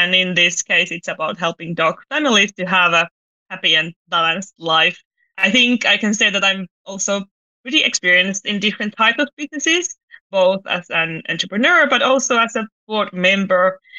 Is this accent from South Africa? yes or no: no; Finland; English is a second language; I'm originally from Finland, but I've been very international my whole life. So of course I'm Finnish.